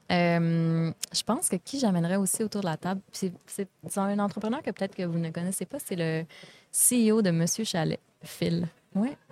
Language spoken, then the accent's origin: French; Vallée-Jonction, Quebec, Canada; Je viens de la Beauce.